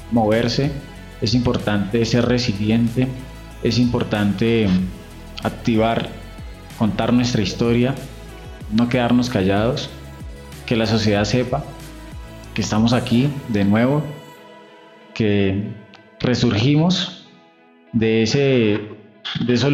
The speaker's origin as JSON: {"language": "Spanish", "town": "El Peñón", "region": "Cundinamarca", "country": "Colombia", "said": "Eh, mi primero Gutiérrez … soy del Peñón Cundinamarca, de la región del Río Negro."}